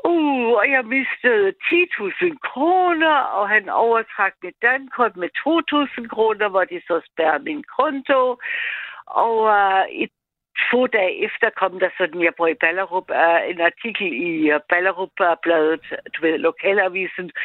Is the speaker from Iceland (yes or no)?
no; Austria; Danish is a second language; now in Denmark; jeg er ikke selv etnisk dansk, vi har snakket før sammen, Mads, og jeg er fra Østrig